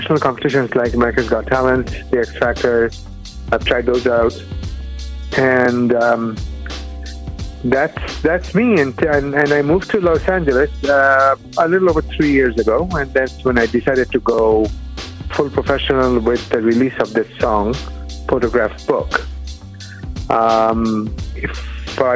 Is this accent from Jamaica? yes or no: no; Bangladesh; first language Bengali; English is a second language; moved away as an adult; also born or lived in Michigan, United States; now in United States; I'm from a little country across the globe called Bangladesh. I moved to the U.S. to do my PhD in physics.